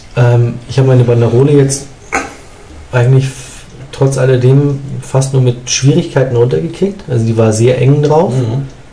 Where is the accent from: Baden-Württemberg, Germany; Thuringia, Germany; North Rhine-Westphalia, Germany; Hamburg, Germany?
Hamburg, Germany; moved away as an adult; now in Munich, Germany; als ich nach München gekommen bin, mhm. als Hamburger, mhm. als Hamburger